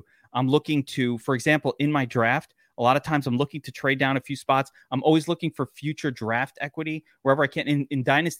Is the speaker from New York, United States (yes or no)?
yes; New York City, New York, United States; I'm from Brooklyn.